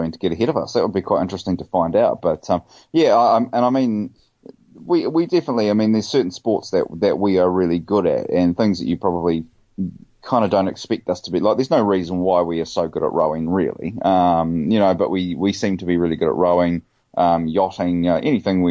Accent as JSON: {"language": "English", "town": "Rotorua", "region": "Bay of Plenty", "country": "New Zealand", "tie": "born or raised there", "said": "the Rotorua one, which is my hometown where I was born"}